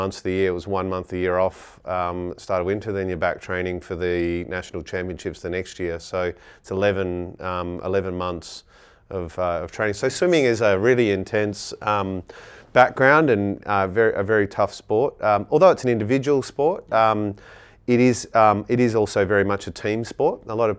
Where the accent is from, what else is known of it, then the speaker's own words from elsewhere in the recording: Gooseberry Hill, Western Australia, Australia; So I grew up in Gooseberry Hill, went to Gooseberry Hill Primary School, so I grew up in the hills.